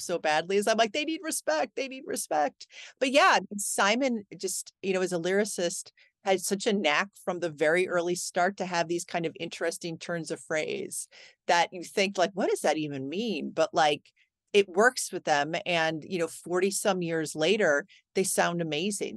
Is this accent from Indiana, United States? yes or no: no; Cleveland, Ohio, United States; I grew up in Cleveland